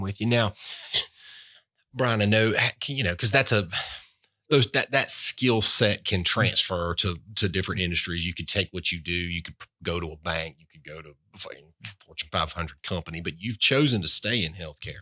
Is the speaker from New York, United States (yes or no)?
no; Albany, Georgia, United States; also born or lived in Boynton Beach, Florida; a guy growing up in Albany, Georgia, bulldog heaven